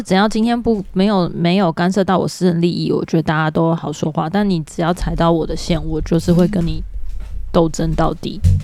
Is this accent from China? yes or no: no; Taiwan; 身为台湾人